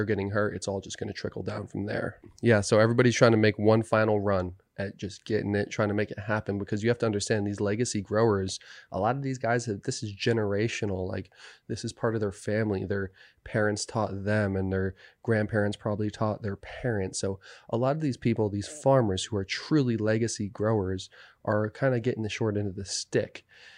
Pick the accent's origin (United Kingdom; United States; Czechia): United States; New Jersey; I grew up in New Jersey, but we'd Jersey and New York pizza shops always carried this Jones Soda.